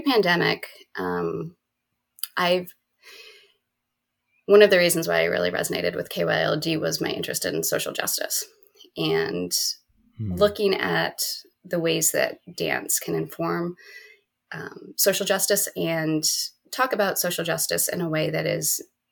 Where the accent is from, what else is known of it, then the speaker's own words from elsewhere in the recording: Berks County, Pennsylvania, United States; moved away as an adult; also born or lived in Philadelphia, United States; I grew up in Berks County